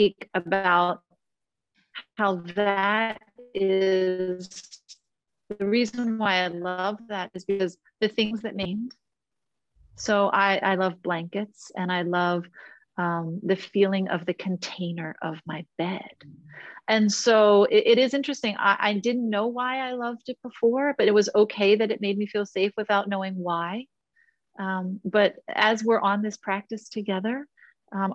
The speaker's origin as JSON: {"language": "English", "town": "Philadelphia", "region": "Pennsylvania", "country": "United States", "tie": "born or raised there", "said": "my hometown of Philadelphia."}